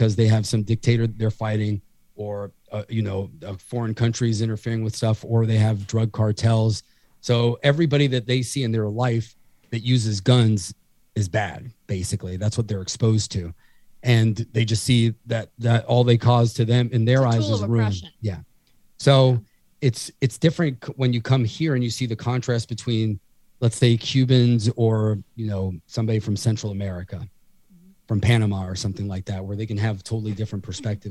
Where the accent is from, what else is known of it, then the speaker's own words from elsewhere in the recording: Puerto Rico; now in South Florida, United States; I'm from Puerto Rico